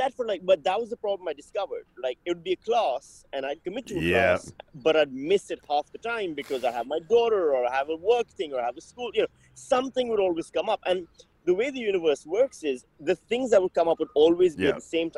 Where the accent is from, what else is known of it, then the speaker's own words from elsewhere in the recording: Pakistan; when I was growing up in Pakistan